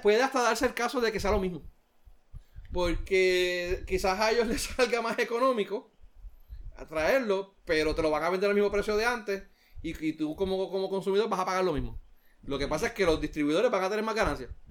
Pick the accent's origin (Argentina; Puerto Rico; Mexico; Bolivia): Puerto Rico